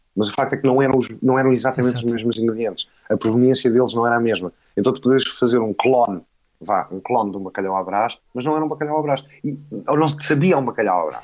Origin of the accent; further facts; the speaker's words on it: Portugal; como português